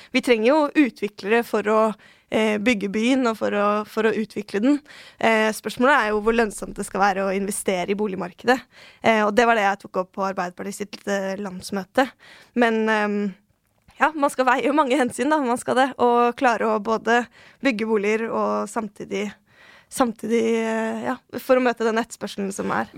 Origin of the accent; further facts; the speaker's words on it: Oslo, Norway; jeg er født og oppvokst på Tøyen. der har jeg bodd hele livet.